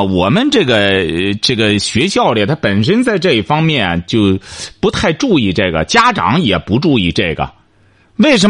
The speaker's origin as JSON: {"language": "Chinese", "country": "China", "said": "我们中国人过去讲什么坐如钟，行如风的"}